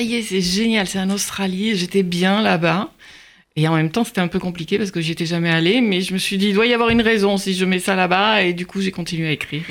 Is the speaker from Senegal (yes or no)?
no; Marseille, Provence-Alpes-Côte d'Azur, France; moved away; j'ai grandi à Marseille, dans les quartiers nord